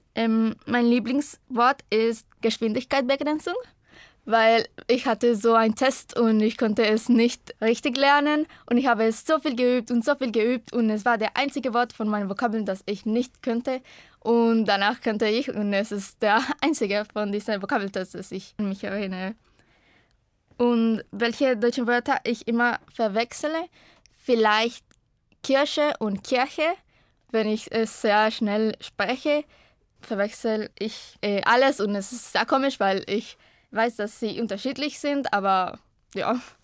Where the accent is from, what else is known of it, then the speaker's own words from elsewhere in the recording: Costa Rica; German is a second language; ich komme aus Costa Rica und ich bin 2001 geboren